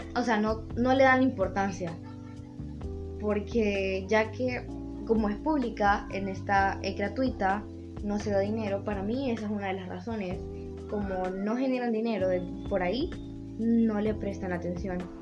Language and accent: Spanish; Honduras; todos somos ciudadanos de Honduras